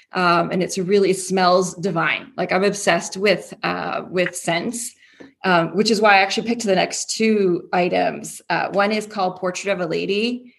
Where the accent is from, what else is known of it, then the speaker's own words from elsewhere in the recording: Toronto, Ontario, Canada; now in Houston, United States; So I'm from Canada. I'm from Toronto. But I live in Houston now